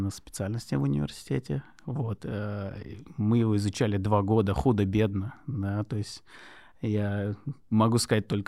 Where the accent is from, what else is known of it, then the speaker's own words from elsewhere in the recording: Dagestan, Russia; first language Lezgian; Russian is a second language; Э, мой родной язык лезгинский, я лезгин.